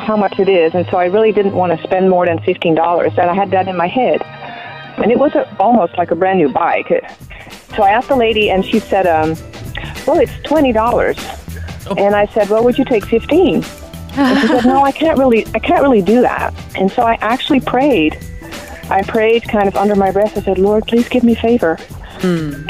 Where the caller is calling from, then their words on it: Tennessee, United States; We're calling from Tennessee.